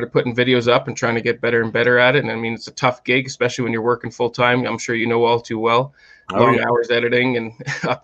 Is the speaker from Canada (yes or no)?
yes; Canada; now in Calgary, Canada; I'm Canadian